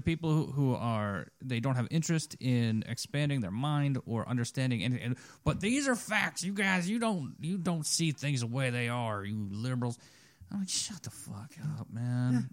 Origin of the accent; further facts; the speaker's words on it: Reading, Pennsylvania, United States; I was born in Reading